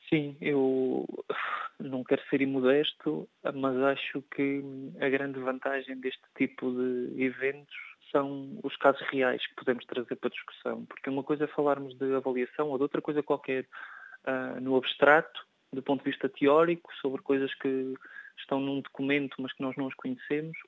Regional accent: Portugal; enquanto europeu e enquanto português

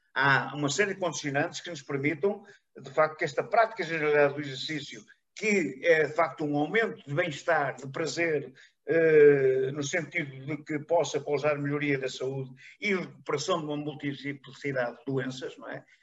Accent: Paços de Ferreira, Porto District, Portugal; aqui na minha terra, aqui em Pasto Ferreira

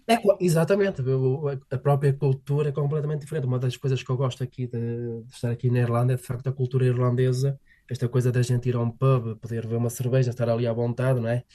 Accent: Portugal; moved away as an adult; now in Cork, Ireland; como bom português, tenho que tomar o seu expresso

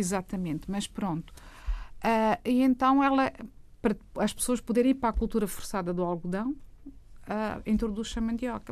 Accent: Mozambique; nós em Moçambique

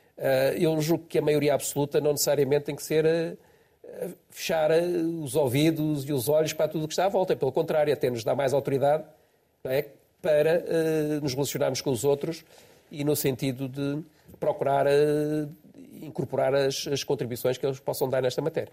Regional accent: Estoril, Lisbon, Portugal; Foi onde eu nasci

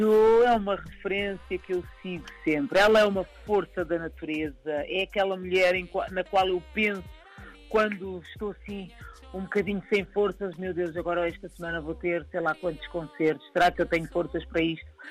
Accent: Lisbon, Portugal; eu nasci aqui, mas aqui em Lisboa

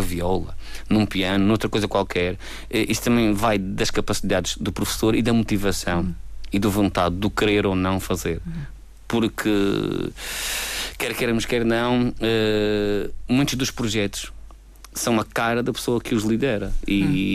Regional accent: Madeira, Portugal; Nós somos portugueses, nós somos madeirenses

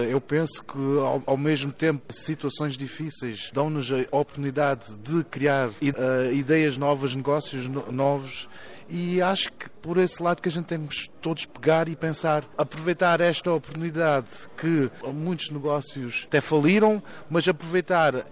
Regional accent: Algarve, Portugal; now in Germany; Claro que sou português, as minhas raízes são portuguesas e tenho grande orgulho em ser português, especialmente do Algarve, mas eu sou um cidadão do mundo.

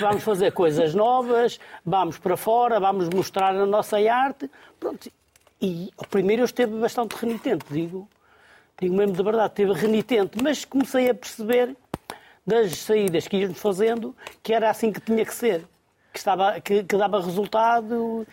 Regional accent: Gondomar, Porto District, Portugal; born or raised there

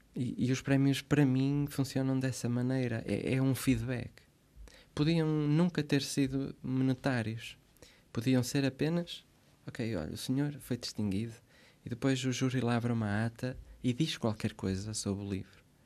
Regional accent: Santo Tirso, Porto District, Portugal; moved away as an adult; also born or lived in Switzerland / Braga; now in Santa Maria, Portugal; Nasci na Suíça, vivi lá até aos sete anos. Depois eles regressam como como bons imigrantes que uhum. conseguiram aquilo que queriam, que era fazer uma casa, pagá-la, regressaram, fizeram o resto da vida em Santirce, que é um, uma cidade do distrito de Porto, e cresci ali

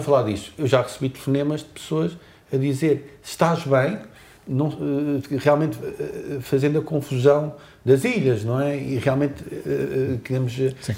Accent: Azores, Portugal; nós, açorianos

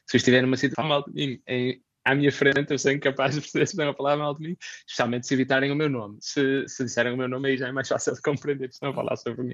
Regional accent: Braga, Norte, Portugal; moved away as an adult; also born or lived in Poland / Indonesia / Belgium; now in Helsinki, Finland; eu venho de Braga

